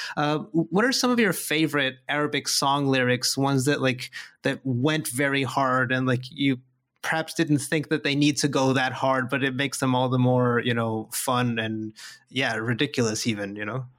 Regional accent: Mexico; I'm, I'm from Mexico, and I, I live in Mexico

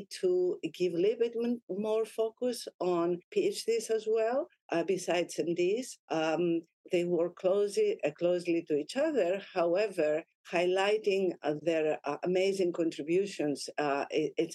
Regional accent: Greece; moved away as an adult; also born or lived in Lebanon / Naples, Italy; now in United States; I was born in Lebanon, and I moved to Greece with my mom when I was about 6 years old.

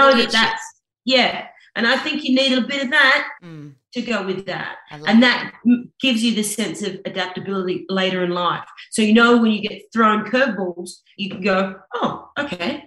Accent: New Zealand; also born or lived in South Africa; When I was about 3 months old, I was picked up by an aunt and taken to New Zealand to be raised by my grandparents.

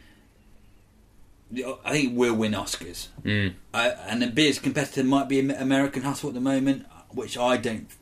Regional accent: Isle of Wight, South East England, United Kingdom; I'm from the Isle of Wight. I was brought up there, which is a small island just off Portsmouth

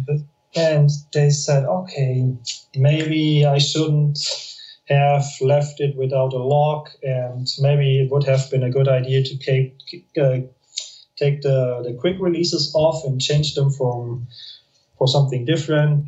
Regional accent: Munich, Bavaria, Germany; English is a second language; moved away as an adult; now in Spain; I'm from from from Munich, near Munich.

